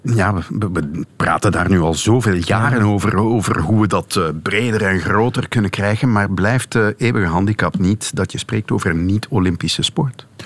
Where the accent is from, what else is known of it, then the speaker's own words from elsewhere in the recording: Flanders, Belgium; als Vlamingen